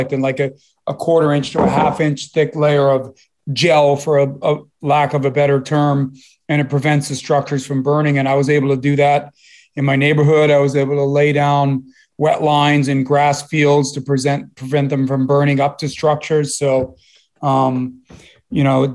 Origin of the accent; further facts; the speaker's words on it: southern coastal Maine, United States; moved away; also born or lived in Boston, Massachusetts / Rhode Island; I was born in Boston, and I was raised in southern coastal Maine